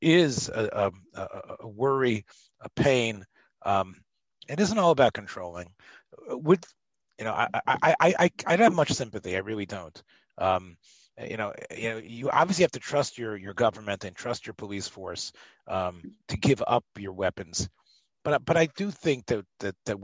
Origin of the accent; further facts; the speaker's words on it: the South, Southern United States, United States; I am a Southern boy, and where I come from, there's parks named after Nathan Bedford Forrest